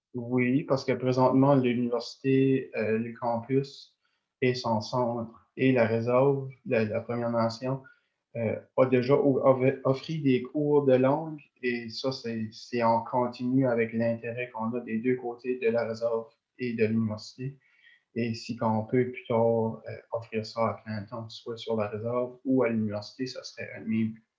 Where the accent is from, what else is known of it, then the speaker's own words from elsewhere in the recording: Tracadie, New Brunswick, Canada; moved away as an adult; also born or lived in Madawaska region, New Brunswick; now in Edmundston region, Canada; je viens de Tracadie, j'ai vraiment pas le même accent que les personnes de la place.